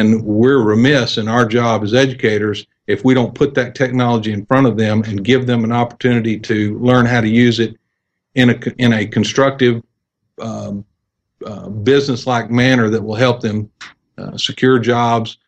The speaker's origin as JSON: {"language": "English", "region": "Texas", "country": "United States", "tie": "born or raised there", "also_born_or_lived": "Wills Point, Texas / Lindale, Texas", "said": "I grew up in Clear Creek School District south of Houston"}